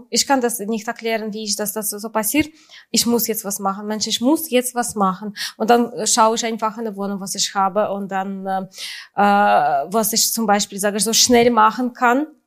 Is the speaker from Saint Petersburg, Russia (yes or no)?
yes; Saint Petersburg, Russia; German is a second language; moved away; das ist so äh, meistens hier diese Sachen von St. Petersburg, von meiner Heimatstadt.